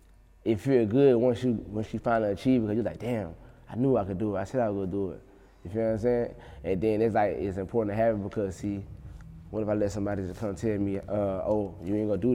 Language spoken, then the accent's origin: English; Union Springs, Alabama, United States; born or raised there; also born or lived in Montgomery, Alabama